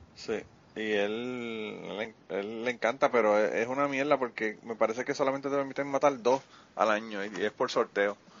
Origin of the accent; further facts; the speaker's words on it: Puerto Rico; nosotros discutimos los boricuas